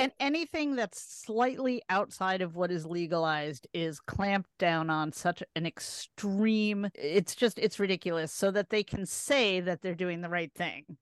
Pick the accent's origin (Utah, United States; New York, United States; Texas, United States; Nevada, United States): Nevada, United States; Las Vegas; So I grew up in Vegas